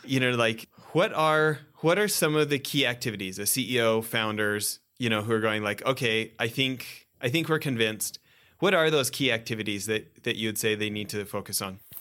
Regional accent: Western Canada, Canada; I grew up in Western Canada

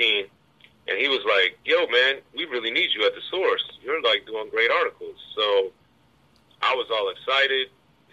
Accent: Maryland, United States; I grew up in Maryland, and both my parents are teachers

